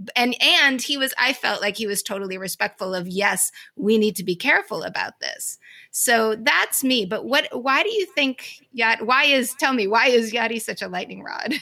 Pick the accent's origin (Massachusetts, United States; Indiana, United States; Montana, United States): Massachusetts, United States; Boston; as a Bostonian